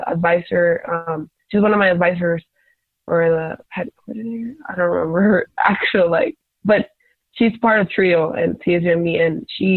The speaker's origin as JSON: {"language": "English", "town": "Tijuana", "region": "Baja California", "country": "Mexico", "tie": "born or raised there", "also_born_or_lived": "San Diego", "said": "I was not raised in the States. I was raised in Mexico"}